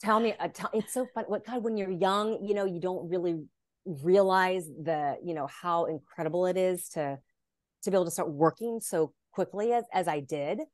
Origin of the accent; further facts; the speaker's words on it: Dallas, Texas, United States; moved away as an adult; now in Los Angeles, United States; I grew up in Dallas, Texas